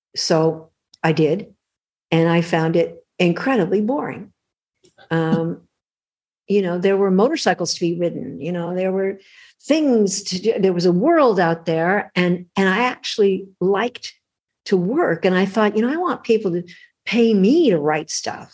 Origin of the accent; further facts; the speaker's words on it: Los Angeles, California, United States; I grew up in LA. I was born in Hollywood, California, of all the crazy places to be born.